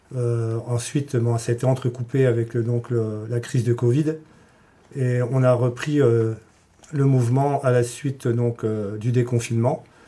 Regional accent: the Morlaix area, Brittany, France; je viens de la région de Morlaix

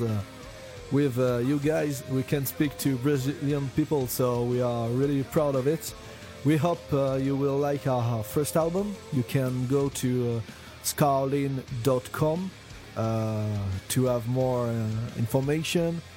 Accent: France; we come from France

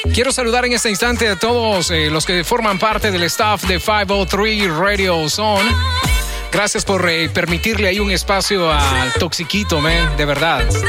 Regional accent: El Salvador; now in Los Angeles, United States; como buen salvadoreño

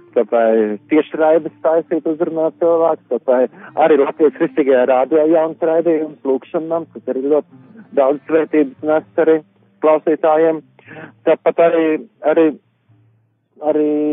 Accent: Latvia; moved away as an adult; now in United Kingdom; es kā latvietis

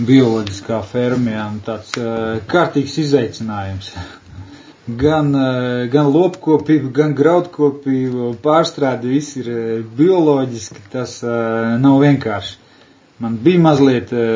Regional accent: Latvia; es kā latvietis.

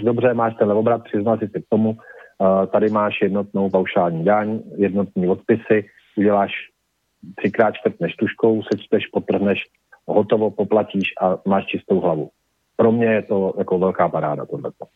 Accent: Prague, Czechia; je to moje rodné město

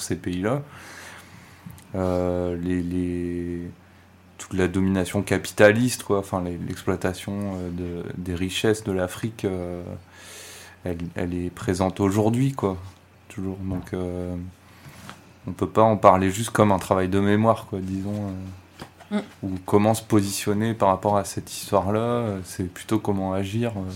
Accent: France; en tant que Français

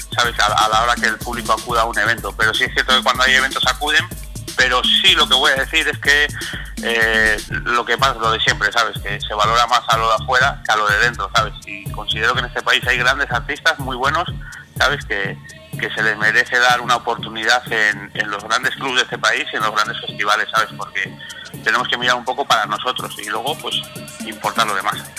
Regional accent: Asturias, Spain; Soy de Asturias, de un pueblo del norte

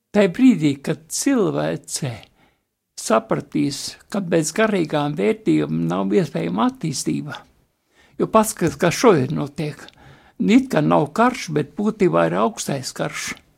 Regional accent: Tukums, Latvia; man bija kādi pieci gadi, mēs toreiz vecākiem dzīvojam Tukumā

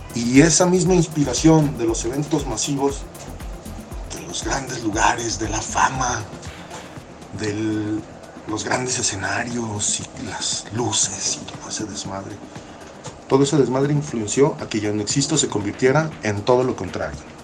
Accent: Mexico; crecimos en México

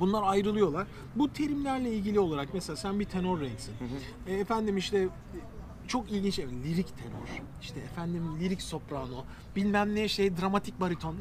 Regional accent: Adapazarı, Sakarya, Turkey; Pazarlıyım, Ada Pazarı'nda tel arardık

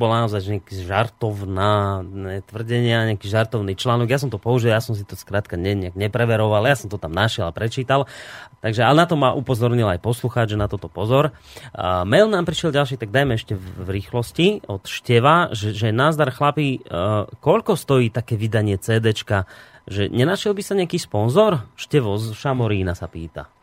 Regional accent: Slovakia; sme my Slováci takí

